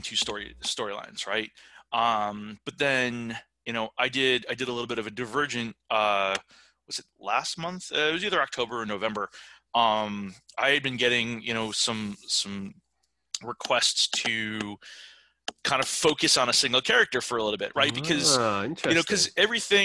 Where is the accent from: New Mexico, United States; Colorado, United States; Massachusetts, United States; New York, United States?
New York, United States; I'm from New York.